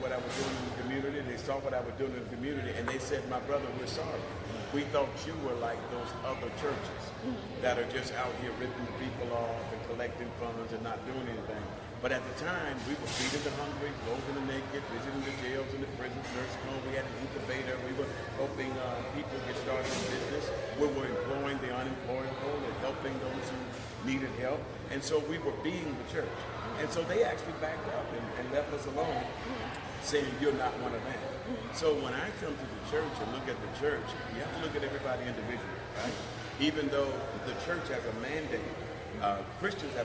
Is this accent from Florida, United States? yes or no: yes; Jacksonville, Florida, United States; I was raised right here in Jacksonville, Florida.